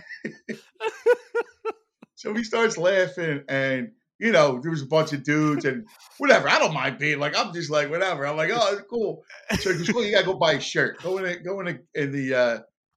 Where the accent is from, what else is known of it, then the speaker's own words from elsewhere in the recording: Philadelphia, Pennsylvania, United States; I'm from Philly